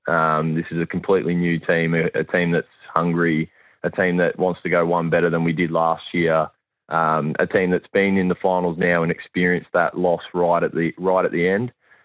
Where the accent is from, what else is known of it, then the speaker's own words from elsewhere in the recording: Queensland, Australia; It's a good thing as a Queenslander to have an underdog tag, that's for sure.